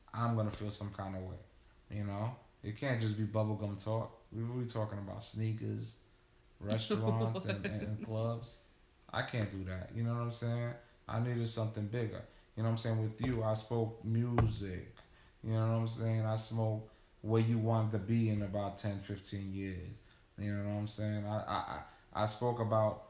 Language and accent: English; New York, United States; growing up in New York